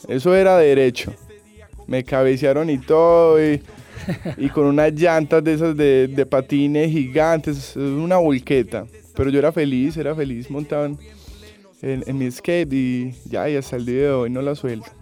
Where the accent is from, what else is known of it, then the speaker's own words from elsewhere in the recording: Colombia; como buen colombiano